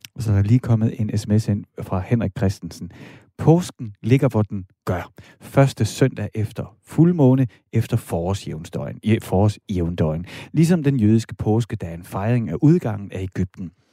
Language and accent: Danish; Horsens, Central Denmark Region, Denmark; jeg er vokset op i Horsens